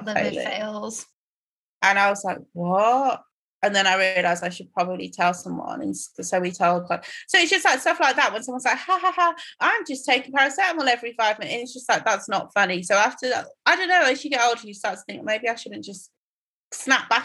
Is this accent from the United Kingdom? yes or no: yes; Croydon, London, United Kingdom; also born or lived in Tottenham / Nigeria; I went to school in Croydon and spent the rest of my time in Tottenham